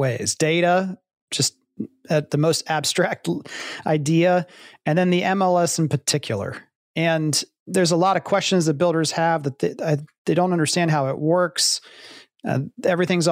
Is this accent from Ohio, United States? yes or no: yes; Columbus, Ohio, United States; I grew up in Columbus, Ohio, shadow of the university